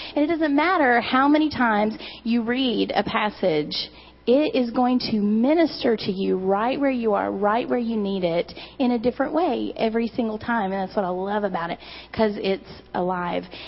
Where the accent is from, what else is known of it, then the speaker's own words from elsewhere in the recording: Eastern Kentucky, United States; I'm from Eastern Kentucky